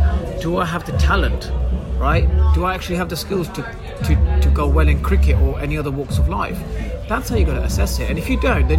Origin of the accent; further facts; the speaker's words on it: England, United Kingdom; I'm British Asian, born in this country.